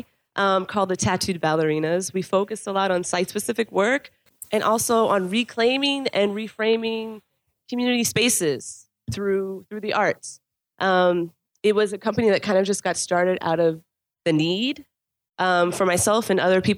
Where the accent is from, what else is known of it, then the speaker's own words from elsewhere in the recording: North Miami, Florida, United States; also born or lived in New York; I'm born and raised here. I'm a product, yes, made in Dade, represent 305